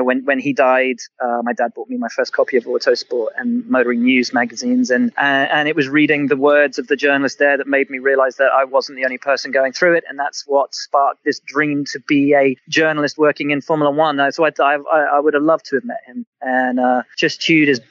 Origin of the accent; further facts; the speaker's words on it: England, United Kingdom; I'm a kid of the 80s, and the Lamborghinis were all angular, and I'm from England